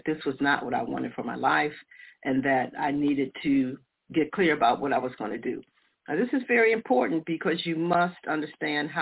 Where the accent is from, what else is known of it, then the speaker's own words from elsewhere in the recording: United States; also born or lived in Detroit, Michigan / Chicago, Illinois; I grew up in Detroit and Chicago